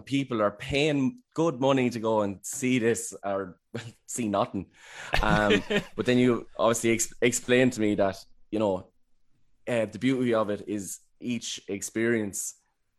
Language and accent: English; Wexford, Leinster, Ireland; I'm from Wexford.